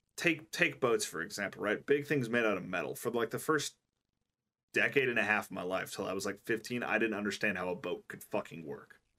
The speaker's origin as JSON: {"language": "English", "country": "United States", "said": "I'm an American"}